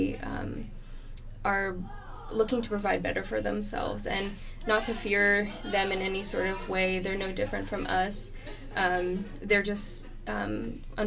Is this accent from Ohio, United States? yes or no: no; Boston, Massachusetts, United States; moved away as an adult; also born or lived in North Carolina; now in California, United States; I'm originally from the Boston area, born and raised there